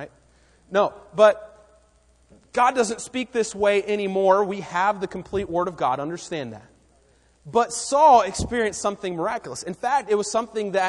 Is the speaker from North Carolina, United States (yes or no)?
yes; Raleigh, North Carolina, United States; we grew up in Raleigh